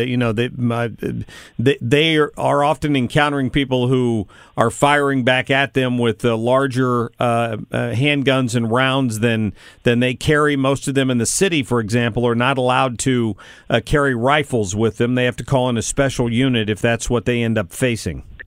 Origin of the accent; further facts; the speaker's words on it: United States; I'm an American.